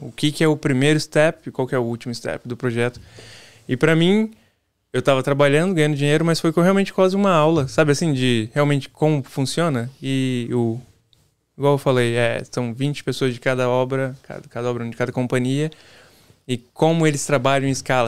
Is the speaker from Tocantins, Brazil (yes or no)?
no; São Paulo, Brazil; moved away as an adult; also born or lived in Ilhéus, Bahia / Pindamonhangaba, São Paulo; now in Massachusetts, United States; Eu sou de São Paulo, nascido em Ilhéus, mas vivi em São Paulo minha vida toda